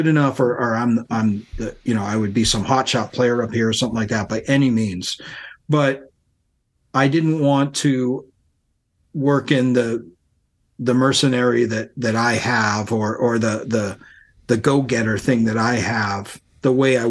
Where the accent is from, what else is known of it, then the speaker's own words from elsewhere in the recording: Worcester, Massachusetts, United States; moved away as an adult; also born or lived in Boston, Massachusetts; now in Portland, United States; I grew up in Worcester, Massachusetts, and then I moved to Boston from there, which is only a half an hour up the road.